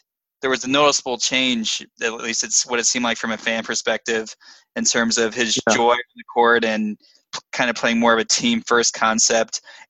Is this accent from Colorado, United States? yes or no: no; Dallas, Texas, United States; I've been a lifelong Lakers fan growing up in the Dallas area.